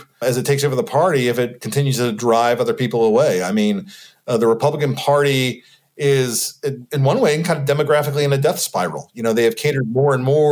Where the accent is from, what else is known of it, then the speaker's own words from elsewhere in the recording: Nashville, Tennessee, United States; I'm from Nashville